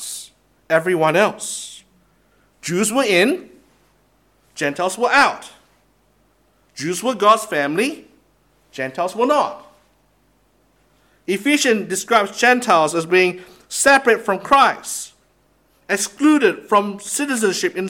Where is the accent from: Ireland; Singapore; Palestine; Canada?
Singapore; moved away; I come from Singapore as well.